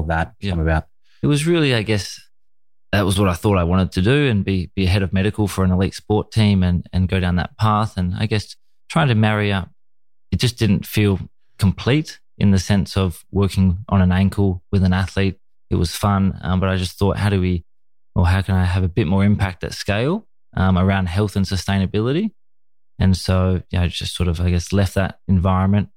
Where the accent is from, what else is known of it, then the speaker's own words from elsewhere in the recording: Australia; my childhood was uh, a typical you know Australian young boy watching you know football on the TV and playing cricket in the in the summers